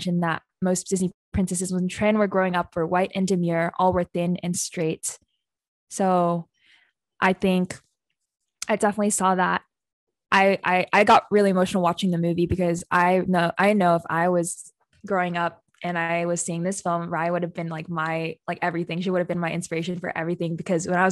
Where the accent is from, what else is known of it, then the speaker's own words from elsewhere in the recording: Philippines; I'm Filipino